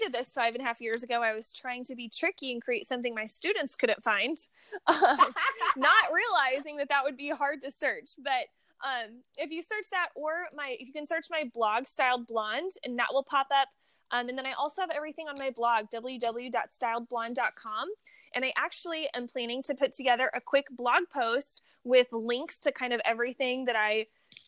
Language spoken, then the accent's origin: English; Missouri, United States; now in California, United States; I grew up in Missouri